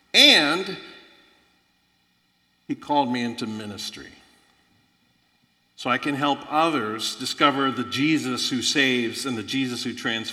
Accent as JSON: {"language": "English", "region": "Florida", "country": "United States", "tie": "born or raised there", "also_born_or_lived": "Illinois", "moved": "yes", "said": "I grew up in Florida, extremely poor."}